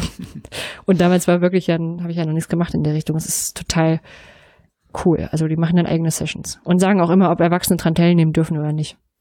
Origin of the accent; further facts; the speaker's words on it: East Germany, Germany; als Ostdeutsche mit westdeutschen Partner